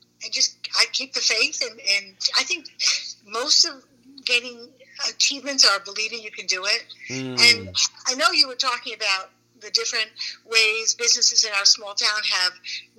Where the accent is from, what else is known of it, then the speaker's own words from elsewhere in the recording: New York City, New York, United States; moved away; I'm a New Yorker. I'm a Queens girl, born and raised.